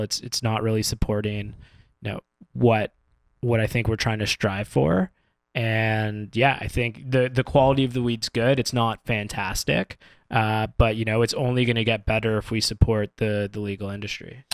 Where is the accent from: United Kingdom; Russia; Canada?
Canada; as a Canadian